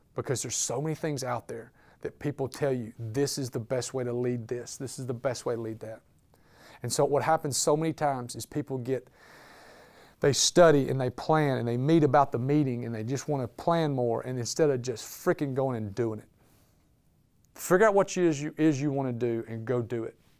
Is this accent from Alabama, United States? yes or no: yes; Birmingham, Alabama, United States; moved away as an adult; now in Birmingham, United States; I was born and raised in Birmingham, Alabama